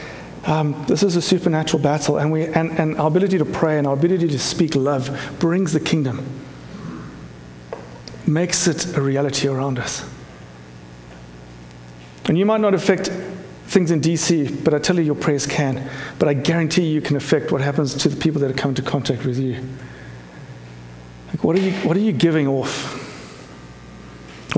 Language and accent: English; South Africa; moved away; my growing up in South Africa